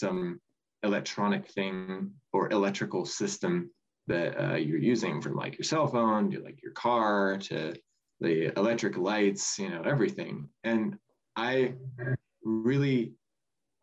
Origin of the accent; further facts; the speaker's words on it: Cortland, Nebraska, United States; I'm originally from Cortland, Nebraska, which is just a tiny little town kind of in southeast Nebraska.